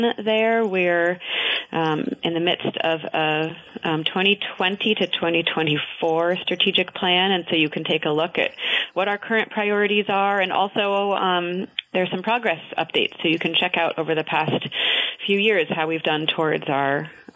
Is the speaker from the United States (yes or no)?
yes; North Ferrisburgh, Vermont, United States; moved away; also born or lived in Worcester, Vermont; I grew up in the Champlain Valley in North Ferrisburg